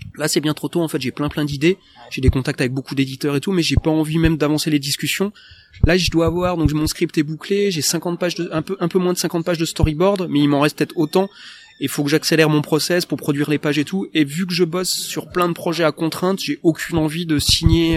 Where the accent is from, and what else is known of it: France; accent: franglish